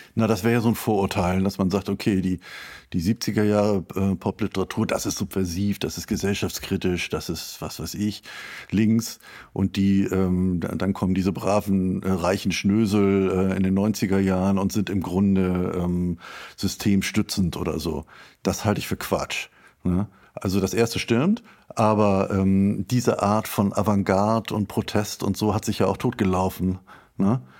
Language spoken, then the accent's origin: German; Schleswig-Holstein, Germany; Ich komme aus Schleswig-Holstein